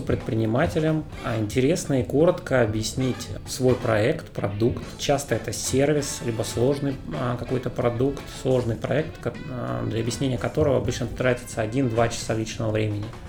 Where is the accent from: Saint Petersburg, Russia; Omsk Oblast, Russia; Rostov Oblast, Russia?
Omsk Oblast, Russia; Omsk; moved away as an adult; now in Moscow, Russia; Сам я из Омска, родился, учился